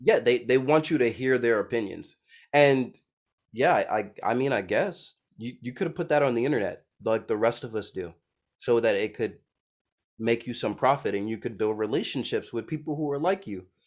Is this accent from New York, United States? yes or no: yes; New York City, New York, United States; I'm from Brooklyn, New York